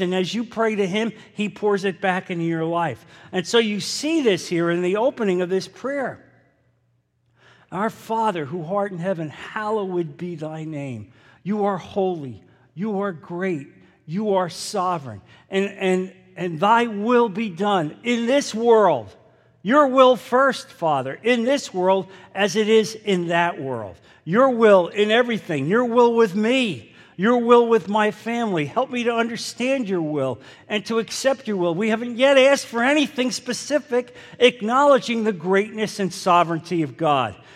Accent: New Jersey, United States; growing up in New Jersey, which was predominantly Catholic

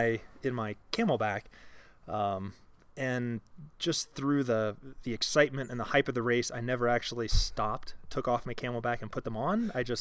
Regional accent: Columbus, Ohio, United States; now in Littleton, United States; So I'm originally from Ohio, and we're here actually sitting in Littleton, Colorado now.

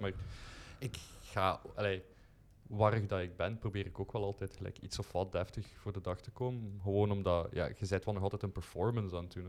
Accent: Kerzouten, Flanders, Belgium; ik ben van Kerzouten van geboorte

